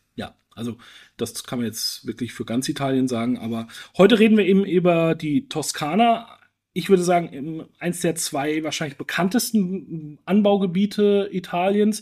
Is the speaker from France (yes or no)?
no; Franconia, Bavaria, Germany; Ich bin gebürtiger Franke